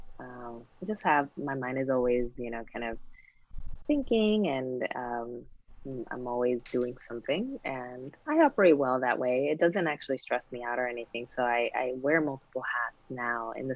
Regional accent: Newark, New Jersey, United States; my hometown of Newark

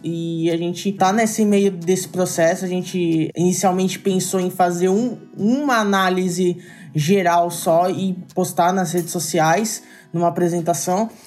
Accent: Santos, São Paulo, Brazil; now in São Paulo, Brazil; sou de São Paulo, sou, moro aqui, mas na verdade sou de Santos, eu sou caiçara

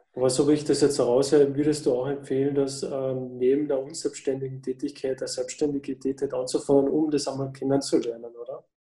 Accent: Austria; ich komme aus Österreich

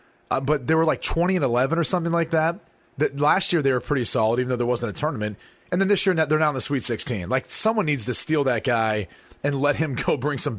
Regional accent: Columbus, Ohio, United States; Especially Big Ten games, you know, growing up in Columbus, Ohio, those Ohio State games, you'd always hear

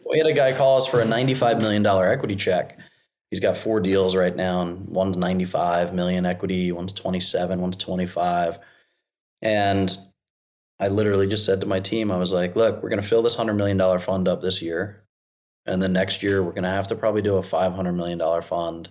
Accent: New Jersey, United States; now in South Carolina, United States; I'm from Jersey. I landed in South Carolina

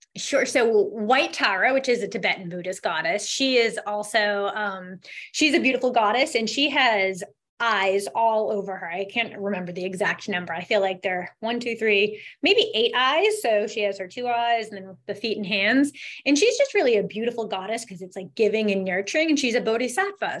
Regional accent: Boston, Massachusetts, United States; I'm from the Boston area

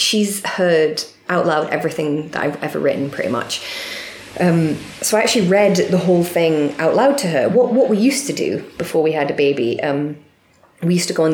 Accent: Glasgow, Scotland, United Kingdom; I'm very Glaswegian, speaking very quickly.

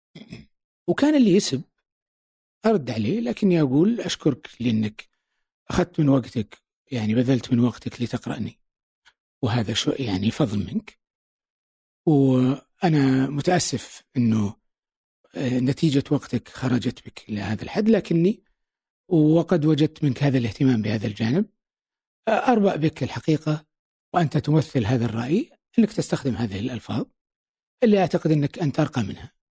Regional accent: Saudi Arabia; moved away as an adult; now in United Arab Emirates; نحن كسعوديين

